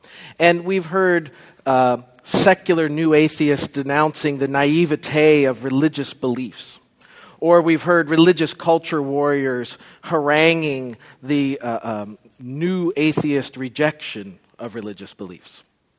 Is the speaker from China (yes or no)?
no; Canada; Special shout out to Canada, my compatriots back in Canada. I apologize that I have lost my accent.